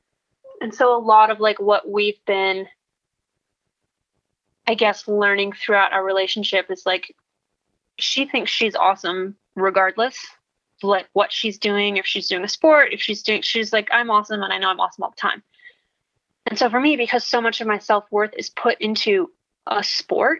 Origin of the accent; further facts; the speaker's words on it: Wisconsin, United States; moved away; also born or lived in Minnesota; I'm from Wisconsin.